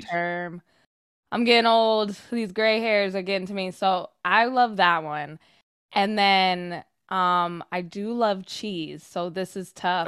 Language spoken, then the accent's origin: English; Sacramento, California, United States; now in Los Angeles, United States; growing up in Sacramento